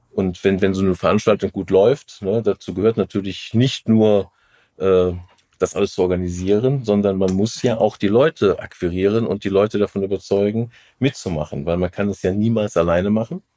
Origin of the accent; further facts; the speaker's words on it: Rhineland, Germany; als Rheinländer